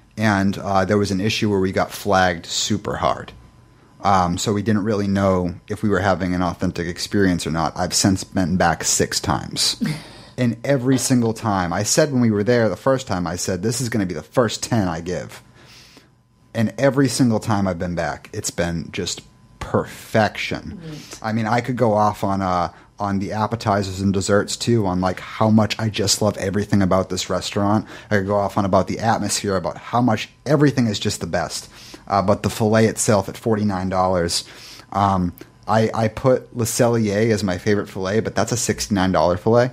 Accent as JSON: {"language": "English", "region": "New England", "country": "United States", "moved": "yes", "said": "I am from New England."}